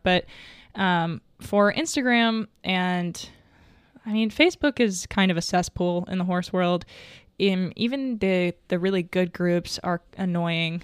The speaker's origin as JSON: {"language": "English", "region": "Arkansas", "country": "United States", "said": "I'm from Arkansas"}